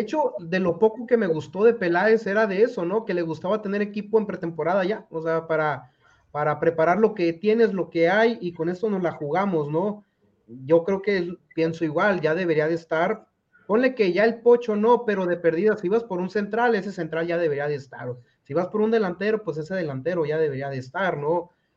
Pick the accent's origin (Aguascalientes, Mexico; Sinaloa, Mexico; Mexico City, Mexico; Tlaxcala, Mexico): Sinaloa, Mexico; Culiacán; soy culichi, soy sinaloense.